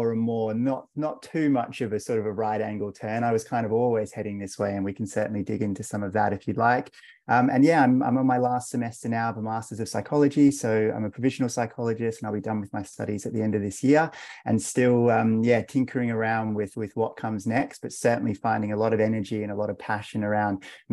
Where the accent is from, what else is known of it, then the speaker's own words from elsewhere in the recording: Australia; also born or lived in London; And now we're both back down here in Australia. So I moved from London a couple of years ago, so I'm in Melbourne now